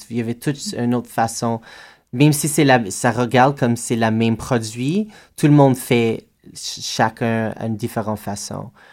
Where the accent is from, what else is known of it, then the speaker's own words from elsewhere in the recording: Edmonton, Alberta, Canada; moved away; je viens d'Edmonton, Alberta, et on a une culture vraiment forte de drag, de cabaret, de théâtre là-bas